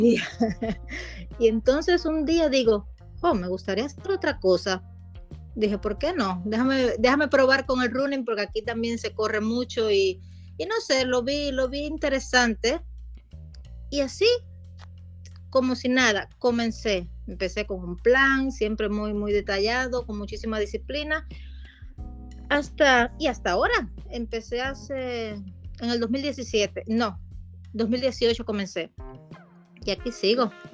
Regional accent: Sagua de Tánamo, Holguín, Cuba; moved away as an adult; now in Netherlands; yo soy de Sagua de Tánamo, provincia de Holguín

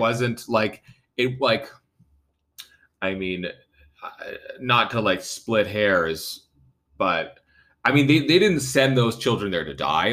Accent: Vancouver, British Columbia, Canada; I'm a young guy growing up in Vancouver in the 80s and 90s.

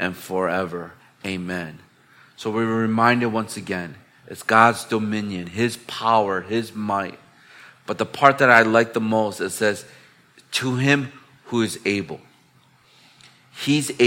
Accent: Chicago, Illinois, United States; now in Hong Kong; I'm from the Windy City, which is Chicago back in the United States

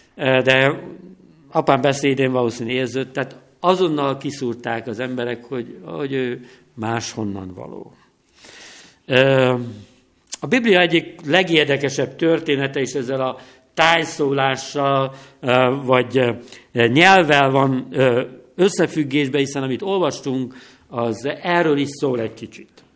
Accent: Tiszavasvári, Szabolcs-Szatmár-Bereg, Hungary; now in Nógrád County, Hungary; Tisza-Vasváriban, eh, nőttem fel

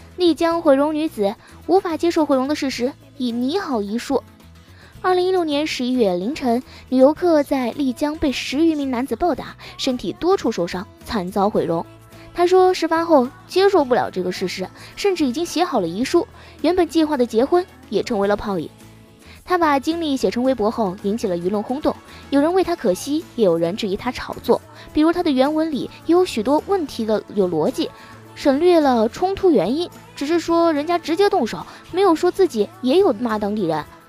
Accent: China; 在大陆，别说三十分钟了，一分钟没到账，我们就已经很暴躁了

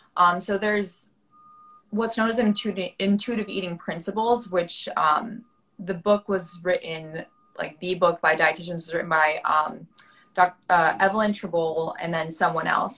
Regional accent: New York City, New York, United States; I'm from New York City. I born and raised, grew up here on the Upper West Side where I am right now

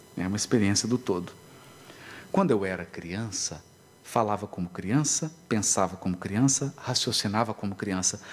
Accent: Minas Gerais, Brazil; Lá em Minas a gente diz assim

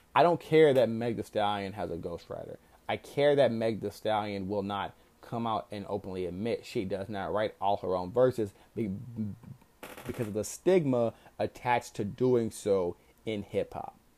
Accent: Texas, United States; I'm also from Texas

